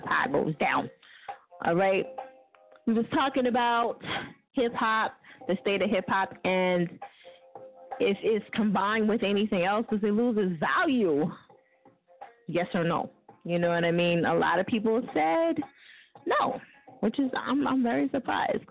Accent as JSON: {"language": "English", "region": "New Jersey", "country": "United States", "said": "I'm from Jersey. We mispronounce everything"}